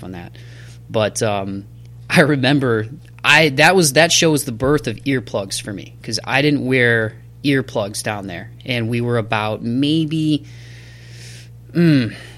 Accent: Toledo, Ohio, United States; my hometown of Toledo, Ohio.

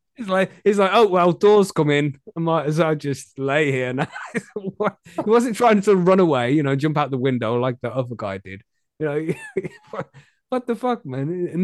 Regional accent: England, United Kingdom; I'm from England.

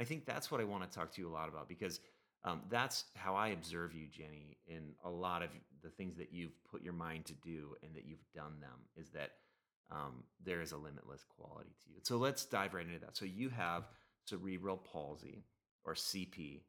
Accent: Minnesota, United States; shout-outs to the fine folks in Minnesota. You guys are my peeps, my hometown crowd

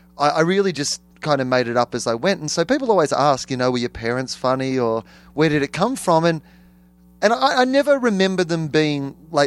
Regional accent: Australia; I'm from Australia.

